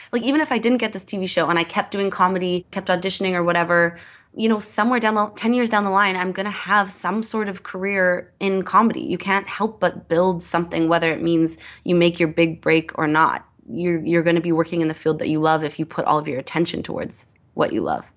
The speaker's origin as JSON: {"language": "English", "town": "Edmonton", "region": "Alberta", "country": "Canada", "tie": "born or raised there", "said": "I grew up in Edmonton"}